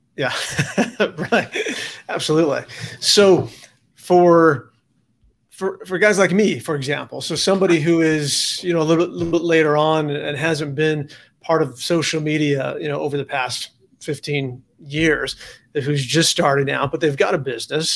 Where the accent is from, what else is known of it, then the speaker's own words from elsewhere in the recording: San Diego, California, United States; also born or lived in Charlotte, North Carolina; I'm from San Diego